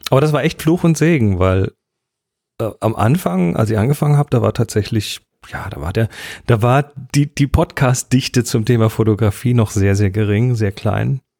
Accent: Horb am Neckar, Baden-Württemberg, Germany; wurde geboren in Horb am Neckar. In Horb am Neckar. 1969.

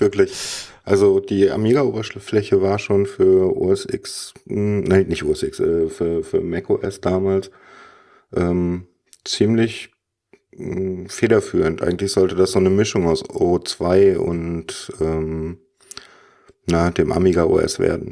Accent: Cologne, North Rhine-Westphalia, Germany; now in Berlin, Germany; ich bin der Kölsch-Jung

